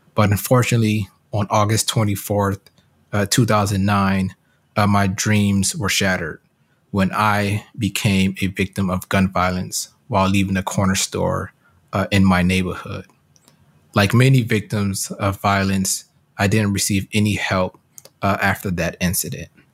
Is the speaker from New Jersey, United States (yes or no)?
no; Detroit, Michigan, United States; also born or lived in Hartford, Connecticut; I grew up in Hartford, Connecticut, uh, and spent most of my childhood in Detroit, Michigan